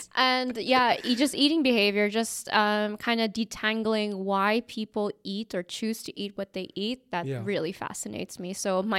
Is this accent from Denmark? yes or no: no; Indonesia; I grew up in mixed cultures as well. I come from, my dad is Dutch, my mom's from the Philippines, but I grew up in Indonesia.